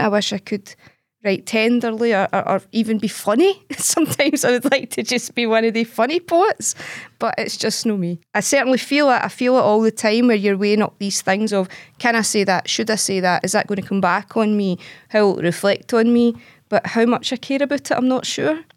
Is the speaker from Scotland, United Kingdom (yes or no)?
yes; Glasgow, Scotland, United Kingdom; I'm from Glasgow. I've lived in Glasgow my whole life. I grew up, eh, in a scheme in the East End of Glasgow